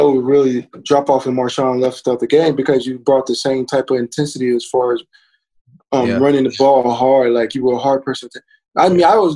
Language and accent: English; Louisiana, United States; I'm from Louisiana, so all my family, you know, 50 people